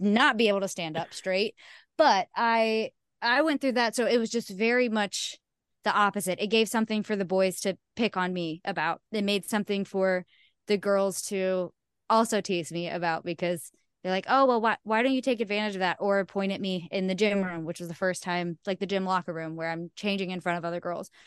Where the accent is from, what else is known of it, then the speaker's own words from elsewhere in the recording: Ohio, United States; I'm from Ohio